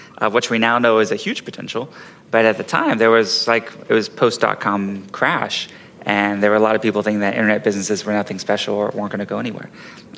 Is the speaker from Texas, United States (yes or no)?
yes; Houston, Texas, United States; I was born and raised in Texas, in Houston, Texas